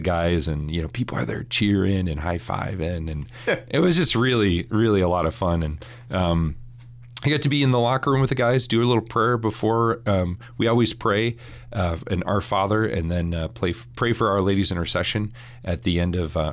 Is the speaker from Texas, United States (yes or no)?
no; St. Paul, Minnesota, United States; moved away as an adult; also born or lived in Notre Dame, Indiana; I grew up in St. Paul, Minnesota